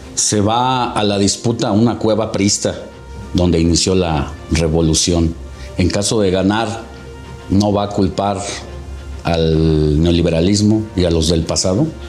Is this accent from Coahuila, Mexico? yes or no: yes; Coahuila, Mexico; also born or lived in Mexico City / Acapulco; De Coahuila